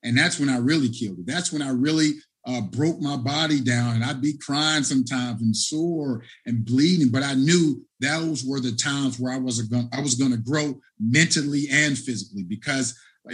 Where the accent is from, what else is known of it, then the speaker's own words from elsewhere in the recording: Cincinnati, Ohio, United States; my hometown team